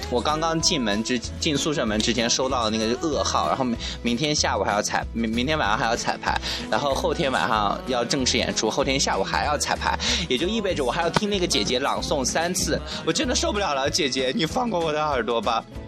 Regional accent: Shanxi, China; first language Mandarin; moved away; also born or lived in Guangxi; 我是山西人嘛，然后真的我一句方言都不会说。

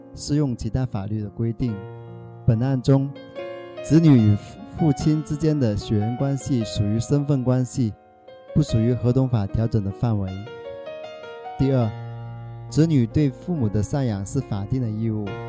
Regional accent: Shaoguan, Guangdong, China; now in Dongguan, China; 我来自广东韶关

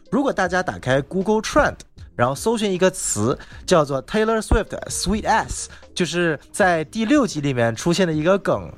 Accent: China; also born or lived in Los Angeles, United States; 我是来自中国的

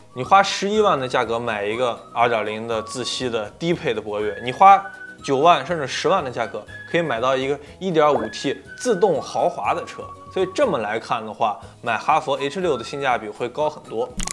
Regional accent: Nanjing, Jiangsu, China; 我是南京人，在水利局里面呢，是一个普通的职员

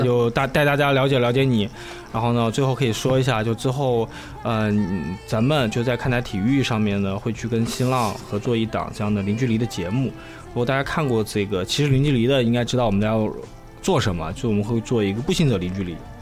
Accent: China; 像我们中国人比较害怕。

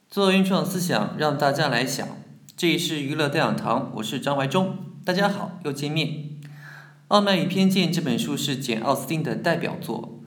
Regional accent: Jiangnan, China; 我家乡呢，也属于江南水乡，继承了江南水乡风景优美的特点

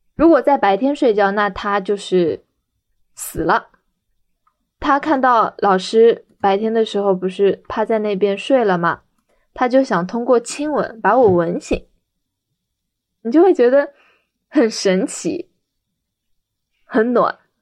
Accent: Shanghai, China; 二十七岁。我在上海担任一名特殊教育教师。我是土生土长的上海人

